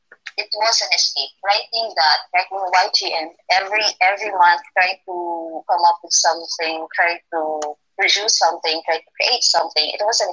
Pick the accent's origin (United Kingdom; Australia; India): United Kingdom; I'm not into fairy tales. I'm just British, but yes, kinda.